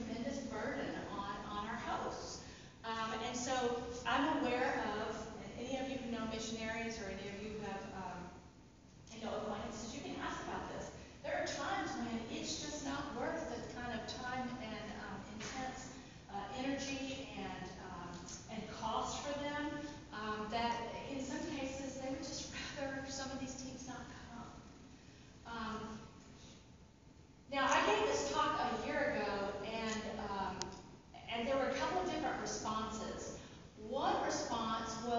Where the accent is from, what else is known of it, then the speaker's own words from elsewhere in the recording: United States; as American Christian physicians